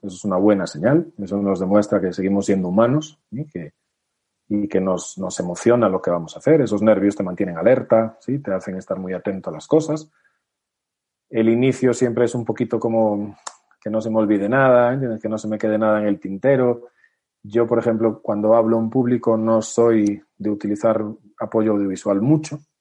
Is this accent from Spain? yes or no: yes; Spain; somos españoles